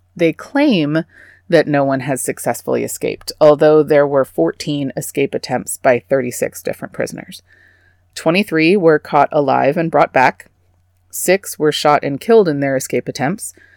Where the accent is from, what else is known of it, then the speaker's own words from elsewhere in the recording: Texas, United States; I'm from Texas